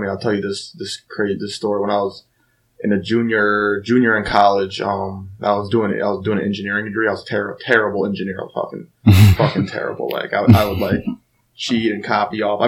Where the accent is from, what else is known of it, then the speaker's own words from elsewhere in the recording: Mayfield, Ohio, United States; also born or lived in Lyndhurst, Ohio; I grew up in Lyndhurst and then moved here to Mayfield when I was in fifth grade. So, I mean, I'll say Mayfield.